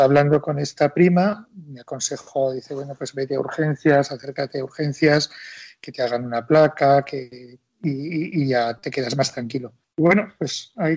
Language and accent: Spanish; Madrid, Community of Madrid, Spain; somos los dos madrileños, pero de origen cántabro, del Valle de Iguña